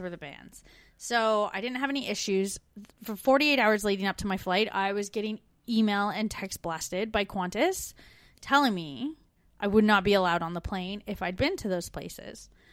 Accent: Canada; now in Melbourne, Australia

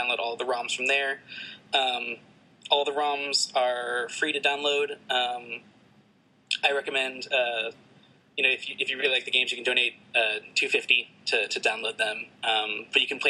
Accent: San Antonio, Texas, United States; now in Boston, United States; I live in Boston right now, but I'm originally from San Antonio.

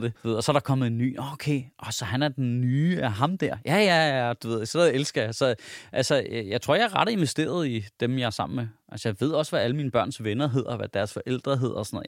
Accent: Denmark; som dansker

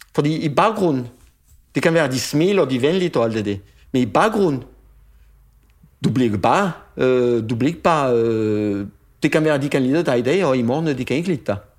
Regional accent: France; Danish is a second language; moved away as an adult; also born or lived in Paris / Toulouse; now in Denmark; den land, hvor jeg kommer fra, Frankrig selvfølgelig, men den område, hvor jeg kommer fra, det er bønne. Det er bønneområdet

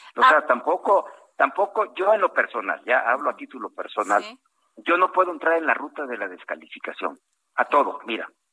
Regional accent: Costa Chica of Guerrero, Mexico; soy costeño de la Costa Chica de Guerrero

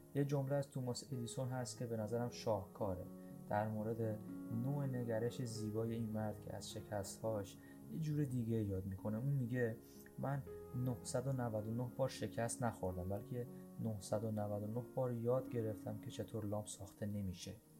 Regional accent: Iran; moved away; زمانی که در ایران بچه بودم و ساز می زدم

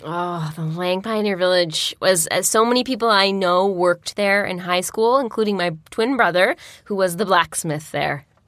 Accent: Peterborough, Ontario, Canada; moved away; also born or lived in Nantes, France; I grew up in East City

